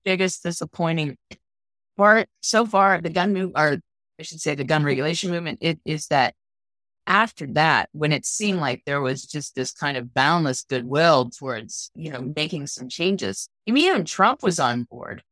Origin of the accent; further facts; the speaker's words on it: Pennsylvania, United States; I'm from Pennsylvania